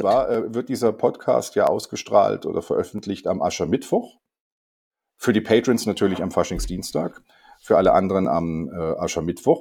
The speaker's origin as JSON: {"language": "German", "country": "Germany", "said": "als Deutscher"}